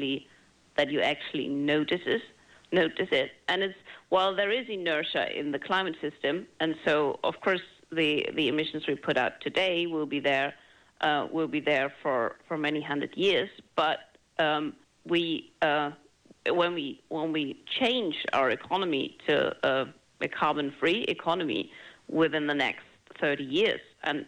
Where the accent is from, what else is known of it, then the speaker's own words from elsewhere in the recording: Germany; moved away; my home country, Germany